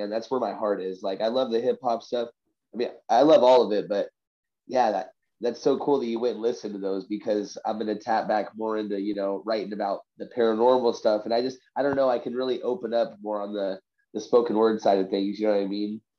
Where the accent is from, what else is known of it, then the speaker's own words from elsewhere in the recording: Vancouver, British Columbia, Canada; So I'm from Vancouver.